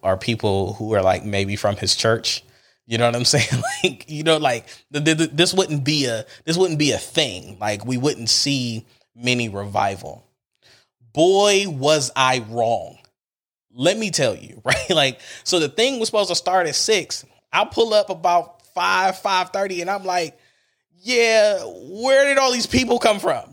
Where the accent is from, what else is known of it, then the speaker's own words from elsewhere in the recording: Cleveland, Ohio, United States; I'm from Cleveland